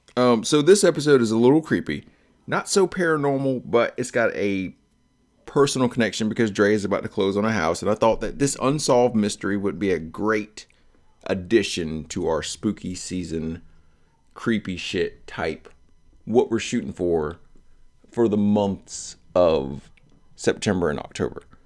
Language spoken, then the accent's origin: English; Delran, New Jersey, United States; moved away; We came from Del Ran, which is a small township, like, stupid close to Pennsylvania